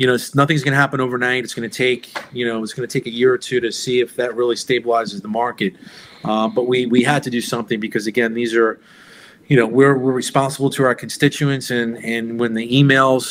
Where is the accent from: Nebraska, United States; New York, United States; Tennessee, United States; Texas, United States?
New York, United States; also born or lived in Pinellas County, Florida; now in Indian Rocks Beach, United States; I grew up in New York, and I've lived here in the state of Florida now longer than the time I grew up in New York